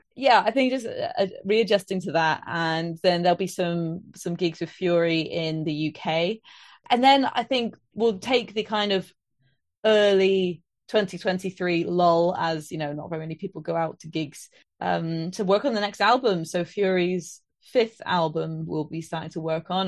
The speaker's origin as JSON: {"language": "English", "town": "Trowbridge", "region": "South West England", "country": "United Kingdom", "also_born_or_lived": "Bristol", "moved": "yes", "lives_now": "Birmingham, United Kingdom", "said": "I live in Birmingham at the moment, but I'm from Trowbridge"}